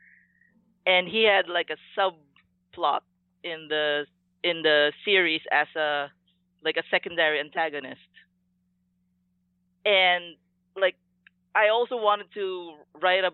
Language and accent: English; Philippines; growing up in Filipino culture